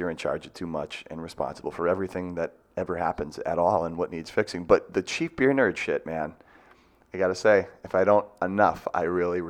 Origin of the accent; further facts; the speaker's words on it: Marshfield, Massachusetts, United States; but you're a guy from Marshfield, man. We grew up in the same town.